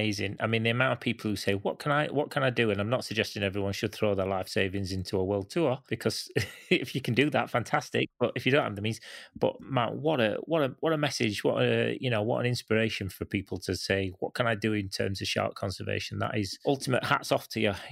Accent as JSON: {"language": "English", "country": "Canada", "tie": "born or raised there", "said": "I grew up in Canada"}